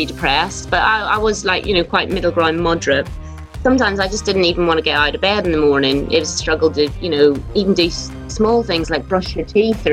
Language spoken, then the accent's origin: English; Belfast, Northern Ireland, United Kingdom; moved away; I'm from Belfast and I was the eldest of five children. And yeah, it was a bit weird growing up in Belfast in the 80s